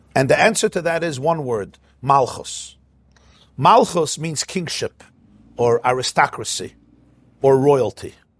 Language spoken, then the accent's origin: English; United States; I was born in America. I'm an American citizen